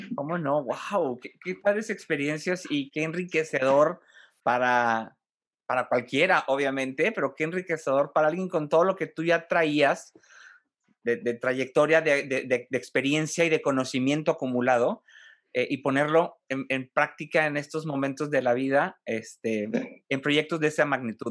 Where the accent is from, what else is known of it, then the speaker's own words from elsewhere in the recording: Monterrey, Nuevo León, Mexico; a los de Monterrey